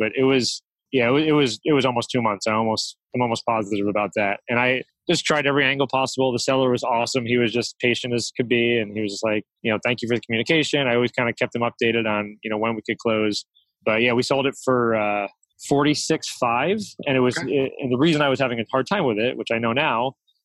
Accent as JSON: {"language": "English", "town": "Albany", "region": "New York", "country": "United States", "tie": "born or raised there", "also_born_or_lived": "Israel", "moved": "yes", "lives_now": "Houston, United States", "said": "Born and raised in Albany, New York"}